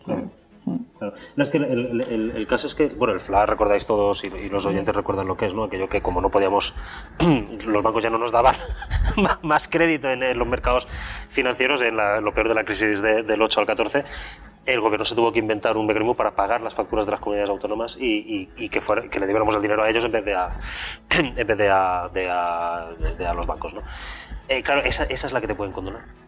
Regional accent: Alcoy, Valencian Community, Spain; soy alcoyano, soy valenciano parlante, valenciano pensante

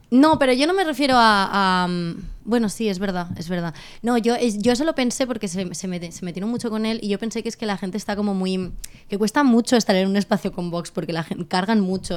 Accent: Valencian Community, Spain; now in Catalonia, Spain; nosotros como valencianos

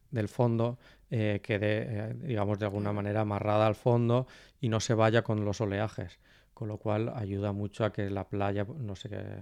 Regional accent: Valencian Community, Spain; como valenciano

